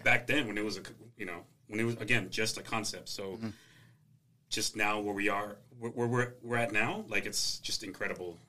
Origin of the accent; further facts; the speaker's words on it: the Valley, Texas, United States; growing up in the Valley